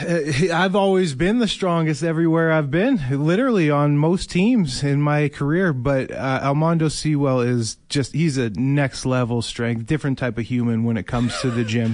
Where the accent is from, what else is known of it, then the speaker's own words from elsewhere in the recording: Winnipeg, Manitoba, Canada; Winnipeg, my hometown